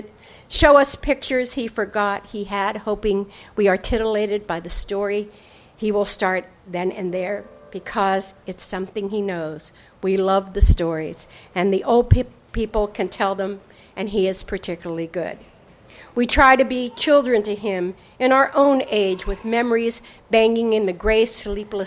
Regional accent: Pennsylvania-West Virginia border, United States; now in California, United States; I grew up on the Pennsylvania-West Virginia border in a small town of 700 people

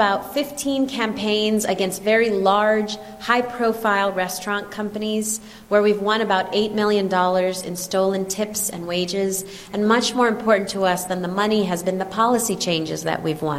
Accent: United States; also born or lived in New York City; we eat out as Americans

